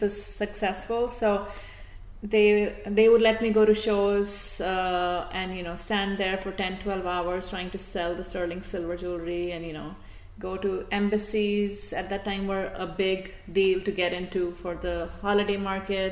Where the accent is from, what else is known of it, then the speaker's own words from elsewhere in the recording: New Delhi, Delhi, India; now in Glen Rock, United States; I'm born and raised in New Delhi